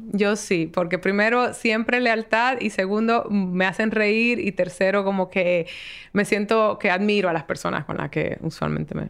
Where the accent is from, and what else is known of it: Dominican Republic